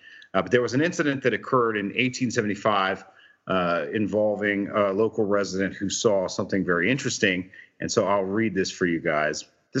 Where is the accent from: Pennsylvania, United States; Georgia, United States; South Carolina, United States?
Georgia, United States; North; So if you look at my hometown in North Georgia